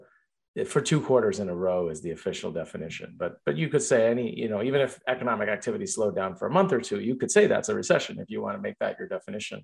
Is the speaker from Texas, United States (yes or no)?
no; Jersey City, New Jersey, United States; moved away as an adult; also born or lived in India; now in Pennsylvania, United States; I grew up in Jersey City, New Jersey. I'm of Indian origin. So I grew up, I came here at the age of five.